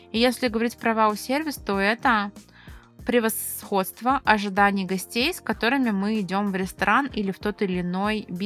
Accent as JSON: {"language": "Russian", "town": "Ryazan", "region": "Ryazan Oblast", "country": "Russia", "said": "когда я, ресторатор из Рязани, приехала в Москву"}